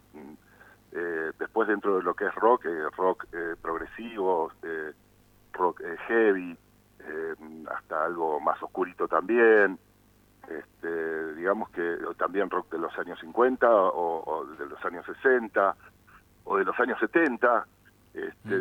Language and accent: Spanish; San Isidro, Buenos Aires Province, Argentina; moved away as an adult; also born or lived in El Bolsón; now in Bariloche, Argentina; originalmente vengo de Buenos Aires, vengo de la zona norte de San Isidro. este, y en, aquella época, cuando hice mi infancia, hasta los 20 años que viví ahí